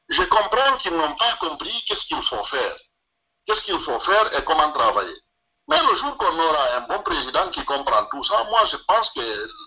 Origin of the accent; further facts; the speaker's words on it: Guinea; je suis de Tengler et je suis du Fouta